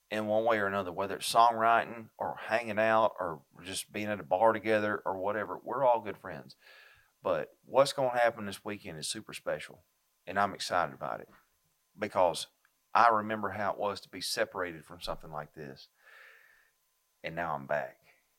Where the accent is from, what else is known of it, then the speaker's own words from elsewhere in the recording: Baxley, Georgia, United States; also born or lived in Western New York; now in New York, United States; I'm from Baxley. I've been living in New York. I ain't talking about New York City. Everybody in Georgia thinks New York is New York City. I've been living in Western New York, where the area where I live is very red, very Republican.